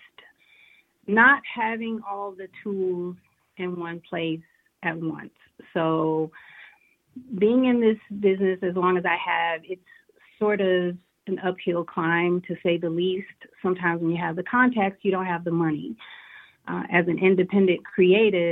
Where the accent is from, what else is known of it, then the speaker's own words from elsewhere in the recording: Detroit, Michigan, United States; now in Atlanta, United States; I reside in Atlanta right now. I am from Motown, Detroit City